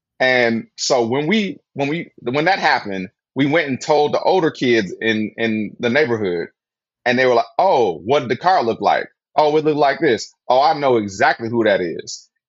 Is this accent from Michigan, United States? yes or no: yes; Flint, Michigan, United States; now in California, United States; Growing up in Flint, went to college, kind of like had that shit like tucked away, went to grad school